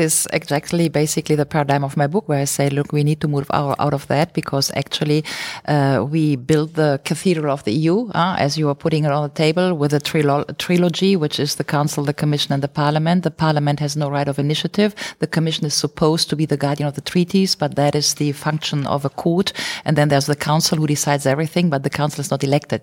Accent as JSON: {"language": "English", "country": "Germany", "said": "I'm from Rhineland, have nothing to do culturally with the Bavarians."}